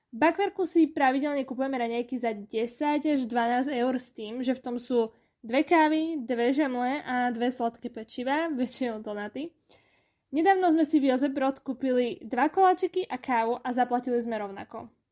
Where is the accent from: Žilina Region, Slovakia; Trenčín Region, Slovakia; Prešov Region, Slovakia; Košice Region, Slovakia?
Košice Region, Slovakia; Košice; moved away as an adult; now in Vienna, Austria; U nás v Košiciach